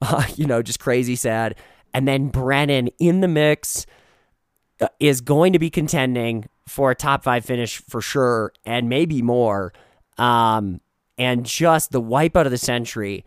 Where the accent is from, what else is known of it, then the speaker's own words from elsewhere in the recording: Minnesota, United States; now in Colorado, United States; The Midwest, Minnesota, my hometown